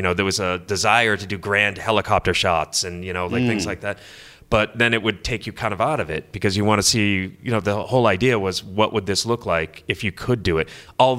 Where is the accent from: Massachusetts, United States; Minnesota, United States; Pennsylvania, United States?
Massachusetts, United States; born or raised there